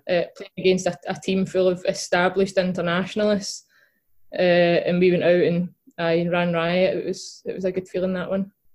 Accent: Glasgow, Scotland, United Kingdom; I grew up in East End of Glasgow

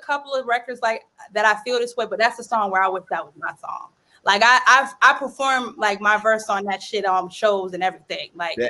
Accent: Boston, Massachusetts, United States; It's just you know, I'm from Boston, so we speak okay.

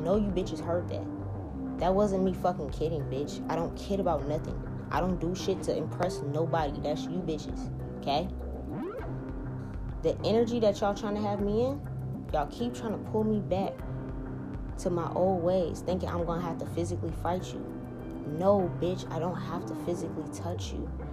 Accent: New Orleans, Louisiana, United States; now in Seattle, United States; I'm from New Orleans.

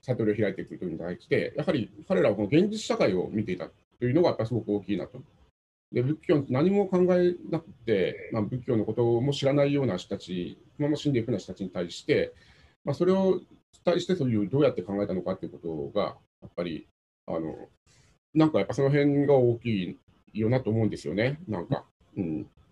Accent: Satsuma, Kagoshima, Japan; うちは薩摩なので

